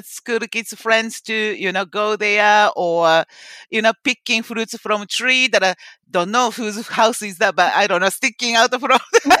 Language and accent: English; Kobe, Hyogo, Japan; English is a second language; also born or lived in Osaka, Japan; now in Auckland, New Zealand; My parents bought the house to shifting into the Kobe, and I mainly growing up in the Kobe.